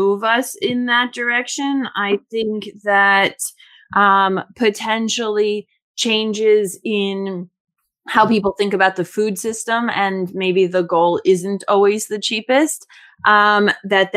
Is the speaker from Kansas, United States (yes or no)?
no; Florida, United States; I grew up in Florida